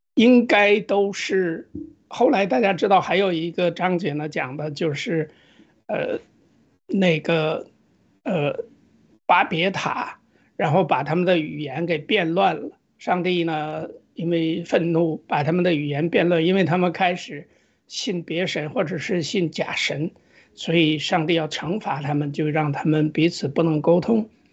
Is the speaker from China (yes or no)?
yes; China; 作为中国人，就是中国的这个基督教的这种信仰的复兴